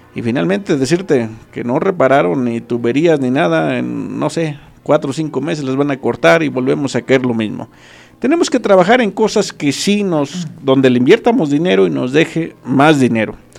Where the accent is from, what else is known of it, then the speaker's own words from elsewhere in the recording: Acambay, State of Mexico, Mexico; also born or lived in Temascalcingo; yo soy originario de Santa María la Loma, ahí nazco, nazco un 6 de noviembre de 1981